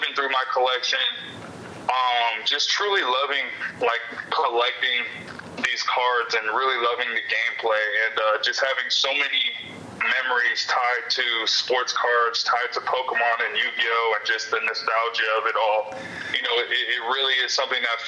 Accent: Simi Valley, California, United States; my hometown in Simi Valley

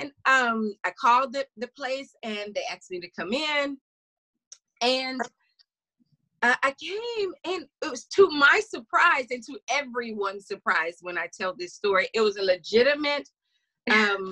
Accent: small town Louisiana, United States; moved away as an adult; also born or lived in Tennessee; that was the first time I left my hometown.

